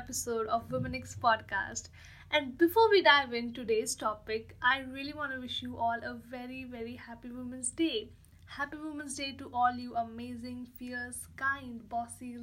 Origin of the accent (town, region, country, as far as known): India